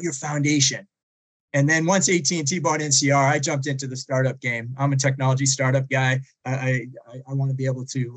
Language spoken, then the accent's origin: English; outside of Boston, Massachusetts, United States; I grew up outside of Boston and public schools